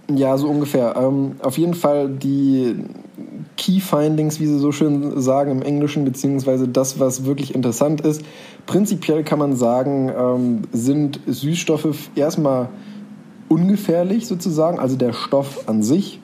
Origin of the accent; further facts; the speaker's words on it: near Bonn, North Rhine-Westphalia, Germany; wo bist du geboren? In der Nähe von Bonn